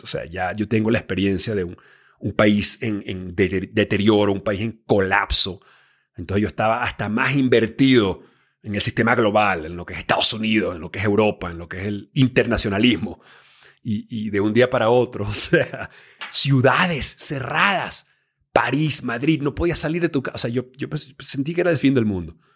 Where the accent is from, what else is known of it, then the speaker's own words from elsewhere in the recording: Venezuela; moved away as an adult; also born or lived in Miami, United States / Los Angeles, United States / New York, United States; yo me crié en Venezuela eh, a los 18 años